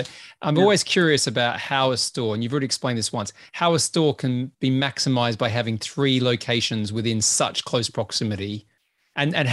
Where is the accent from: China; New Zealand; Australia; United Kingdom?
Australia; South Australia; where I grew up in South Australia